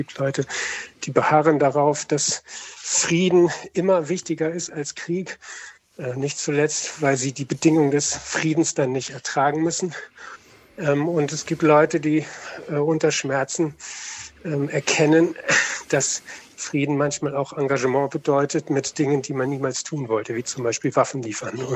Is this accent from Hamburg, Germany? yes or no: yes; Hamburg, Germany; Ich freue mich sehr, äh, dass eben gerade ein Lied von … vor, vor meinem Telefonat gelaufen ist, denn ich komme eigentlich aus Hamburg